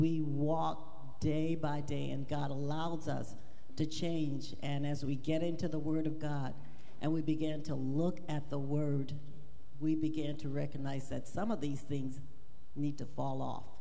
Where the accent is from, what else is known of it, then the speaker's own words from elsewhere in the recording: Louisiana, United States; I was raised in Louisiana